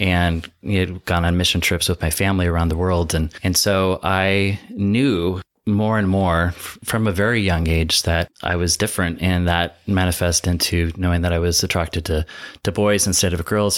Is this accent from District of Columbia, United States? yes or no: no; Seattle, Washington, United States; now in Palm Springs, United States; I'm from Seattle, kind of grew up in Wittenville in the suburbs